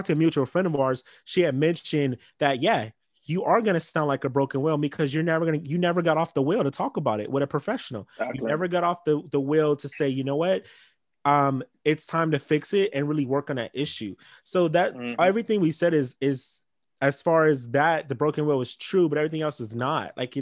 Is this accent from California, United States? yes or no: yes; Los Angeles, California, United States; I'm from Crenshaw. So, and I'm biracial. I was raised in a Black household